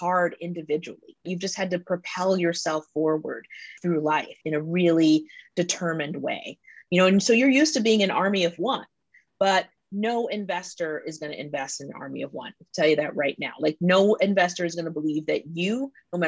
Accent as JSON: {"language": "English", "town": "Washington", "region": "District of Columbia", "country": "United States", "said": "I'm from Washington, D.C."}